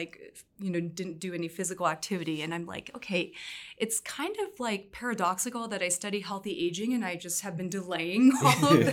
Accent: California, United States; growing up bicultural, I think, you know, on the one hand, of course, being American, but on the other hand, having this Vietnamese background

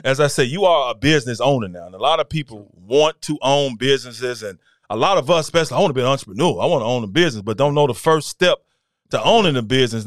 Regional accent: Memphis, Tennessee, United States; we grew up together, you know. We, it's our neighborhood

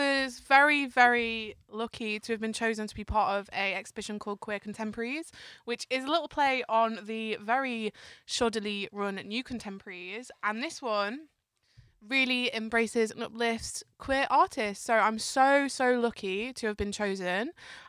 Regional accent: Yorkshire and the Humber, United Kingdom; moved away as an adult; now in London, United Kingdom; So I'm originally from Yorkshire, moved down to London a few years ago to do an art degree.

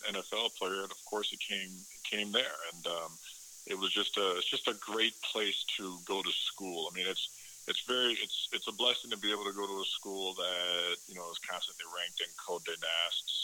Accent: Chicago, Illinois, United States; moved away as an adult; growing up in Chicago and outside of Chicago and being a Bears fan

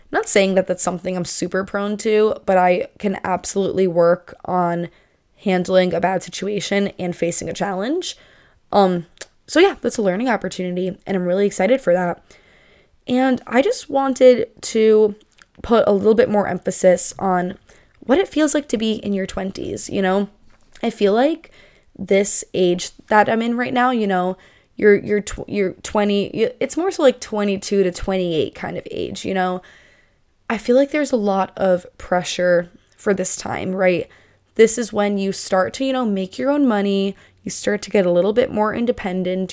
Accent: Northeast, United States; I'm moving from the Northeast to the Southwest.

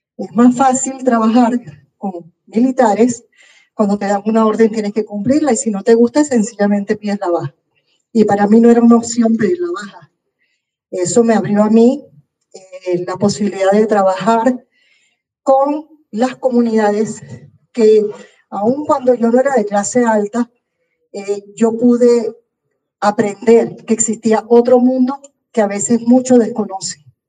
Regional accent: Colón, Panama; soy panameña criada aquí en Panamá, en Colón. Yo soy prácticamente colonense

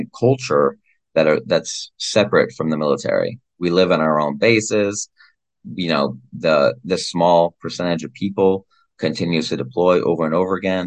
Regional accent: Iowa, United States; my home state of Iowa

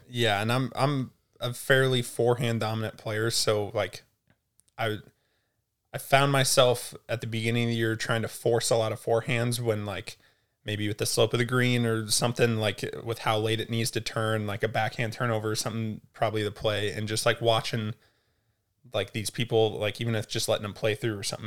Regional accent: Altoona, Iowa, United States; technically Altoona, Iowa, it's like a little suburb

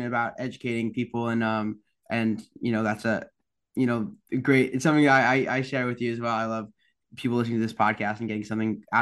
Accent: East Coast, United States; I'm from the East Coast

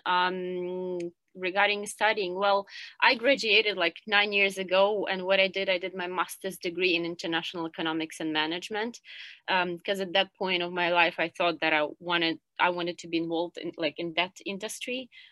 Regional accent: Kyiv, Ukraine; moved away as an adult; now in Hong Kong; I'm originally from Kiev

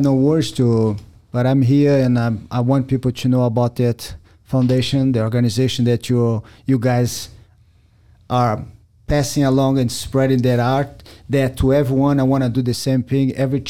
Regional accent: Brazil; English is a second language; now in United States; I love America. I came from Brazil with no accident. I love the country.

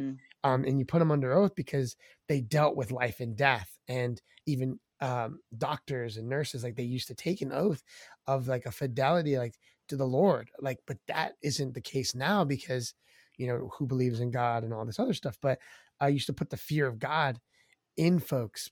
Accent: Maryland, United States; We're from Maryland. Uh, I was born and raised in this area in the DMV, um, in the East Coast

